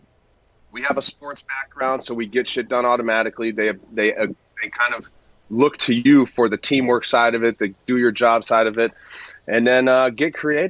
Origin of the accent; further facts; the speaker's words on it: Southern California, United States; I came from SoCal, and a lot of the way I was just brought up